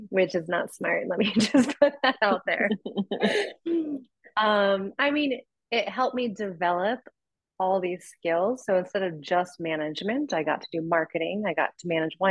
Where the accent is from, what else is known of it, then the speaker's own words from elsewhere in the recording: Columbia Gorge, Washington, United States; moved away as an adult; I went back to Washington, which is where I grew up.